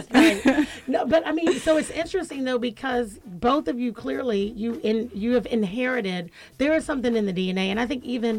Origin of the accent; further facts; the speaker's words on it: United States; I'm an American